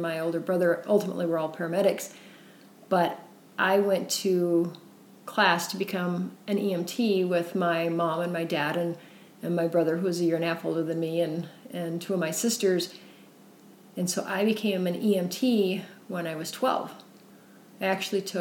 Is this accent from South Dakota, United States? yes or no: yes; Central South Dakota, United States; now in Utah, United States; I grew up in Central South Dakota